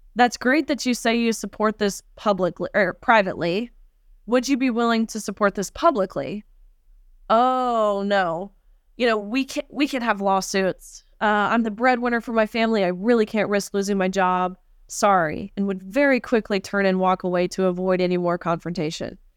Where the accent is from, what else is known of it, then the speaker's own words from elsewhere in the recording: Tennessee, United States; my home state of Tennessee